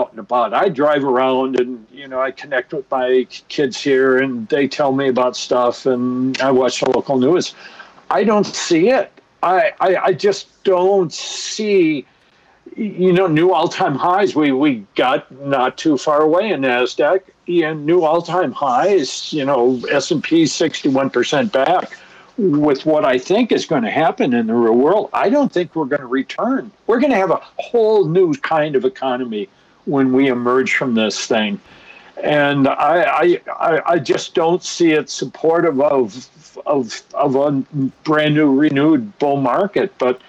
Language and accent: English; Minnesota, United States; accent: Minnesota; my Minnesota accent